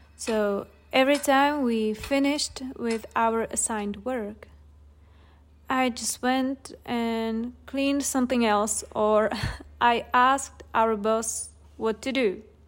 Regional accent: Czechia; here in the Czech Republic

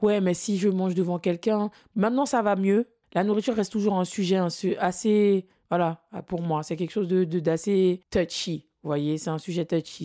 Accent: French Guiana; je viens de la Guyane

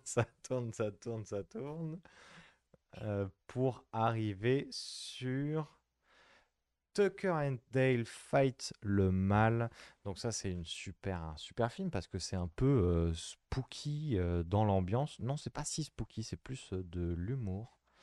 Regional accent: France; on est français.

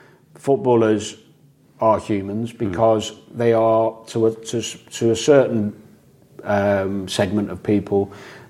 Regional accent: Chester, North West England, United Kingdom; I was from Chester

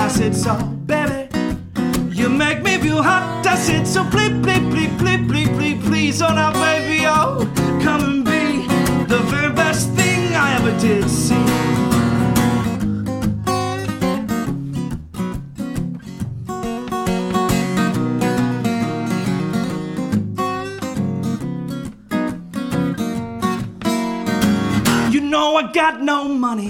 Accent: Cincinnati, Ohio, United States; I'm from Cincinnati, the greater Cincinnati area

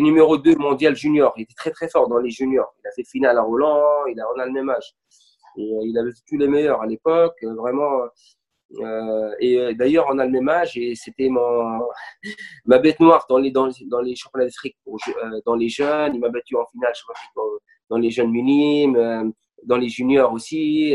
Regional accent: Bizerte, Bizerte Governorate, Tunisia; je suis de Bizerte, et toute ma famille, ils sont à Bizerte

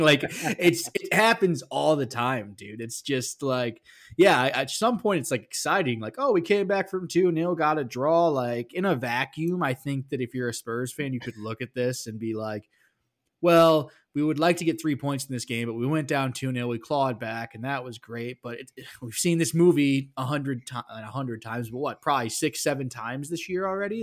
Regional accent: Missouri, United States; I am from Missouri. We are the show me state.

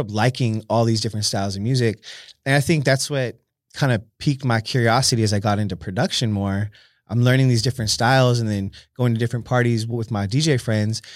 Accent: San Jose, California, United States; born and raised in San Jose, California

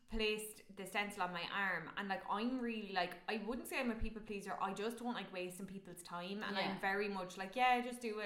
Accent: Ireland; As Irish

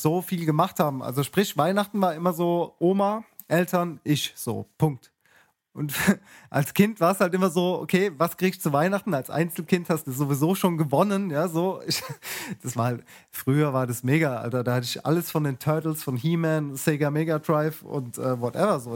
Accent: Mannheim, Baden-Württemberg, Germany; in der Vorstadt, wo ich groß geworden bin, von Mannheim

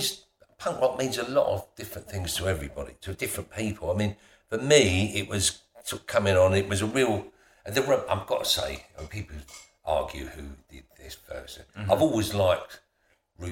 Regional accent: London, United Kingdom; also born or lived in Yorkshire / Essex; I moved to London when I was 7

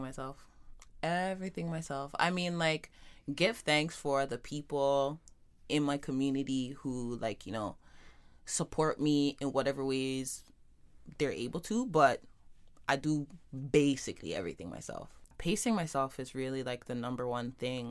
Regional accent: Toronto, Ontario, Canada; growing up in Jane and Finch

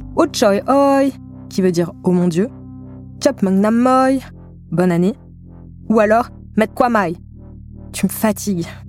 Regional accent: Val-de-Marne, Île-de-France, France; je rentre chez moi dans le Val-de-Marne

